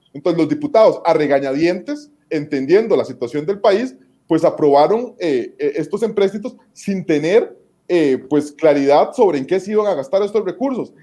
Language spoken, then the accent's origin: Spanish; Costa Rica; nosotros como costarricenses